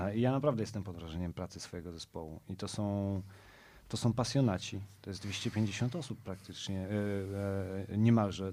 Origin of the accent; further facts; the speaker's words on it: Warsaw, Masovian Voivodeship, Poland; ja jestem z Pragi Północ, z Kijowskiej, z, z Długasa naprzeciwko Dworca Wschodniego